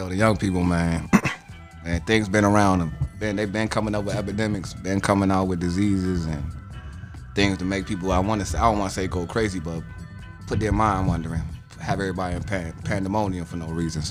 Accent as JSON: {"language": "English", "town": "Silver Spring", "region": "Maryland", "country": "United States", "tie": "born or raised there", "said": "Definitely grew up in Silver Spring, Maryland"}